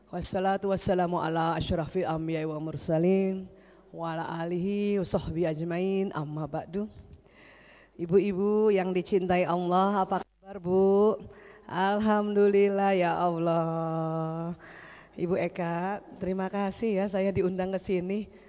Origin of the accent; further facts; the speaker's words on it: Jakarta, Indonesia; also born or lived in Makassar / Yogyakarta; saya dari lahir di Jakarta sampai SMA di Jakarta, terus saya sekolah kedokterannya di Makassar. Setelah selesai di Makassar lanjut ke Jogja